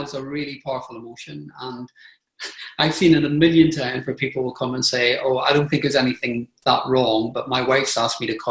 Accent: Belfast, Northern Ireland, United Kingdom; moved away; I grew up in Northern Ireland in the Troubles. So I grew up in Belfast with bombs and bullets.

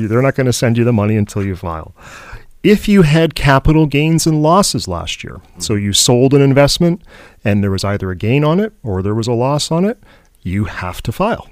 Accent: Canada; as Canadian

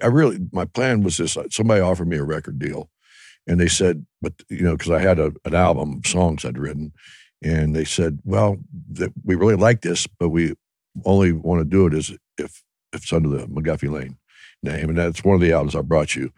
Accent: Ohio, United States; we were kinda like a Southern rock band, but we're from Ohio

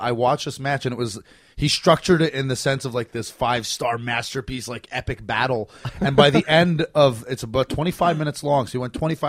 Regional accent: Montreal, Quebec, Canada; Montreal, which is my hometown.

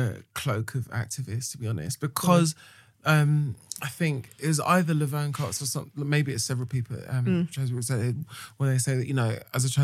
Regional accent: United Kingdom; being British

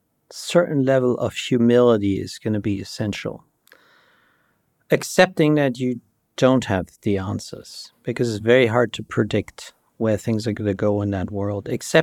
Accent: Germany; English is a second language; moved away; also born or lived in Michigan, United States; So the listeners might hear a trace of an accent. So I grew up in Germany, and I grew up in a everything is good context. Middle-class family, there was no problems.

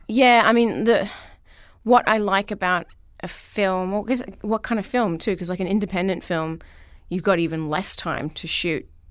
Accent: Melbourne, Victoria, Australia; born or raised there; moved away

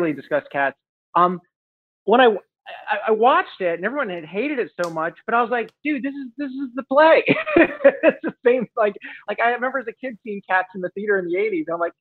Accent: Los Angeles, California, United States; I grew up in the San Fernando Valley in the suburbs of Los Angeles

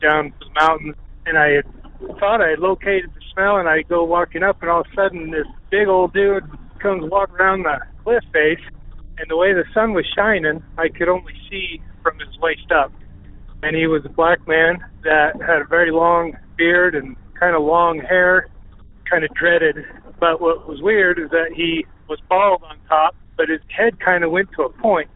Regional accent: Jackson, Wyoming, United States; I was born and raised in Jackson, Wyoming.

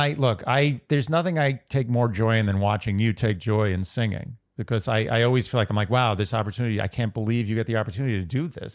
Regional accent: New York, United States; I'm just from New York

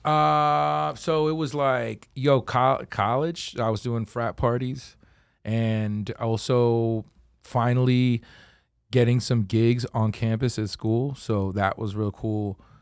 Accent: Philadelphia, Pennsylvania, United States

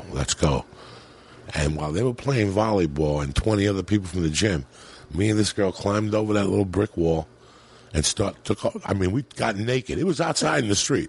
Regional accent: New Jersey, United States; moved away; also born or lived in New York City / Colorado; I grew up in New Jersey and in New York City, but I became a man in Colorado

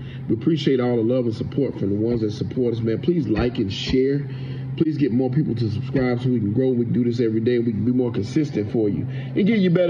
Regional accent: Rock Hill, South Carolina, United States; my hometown of Rock Hill, South Carolina

